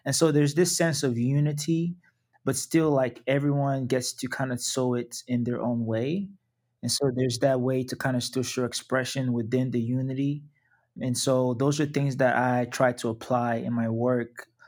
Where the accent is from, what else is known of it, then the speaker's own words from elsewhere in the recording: Nigeria; Yeah, so in Nigeria, I'm from the Yoruba tribe.